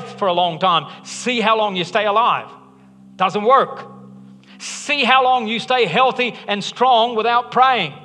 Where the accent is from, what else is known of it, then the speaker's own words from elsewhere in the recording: Alabama, United States; I'm from Alabama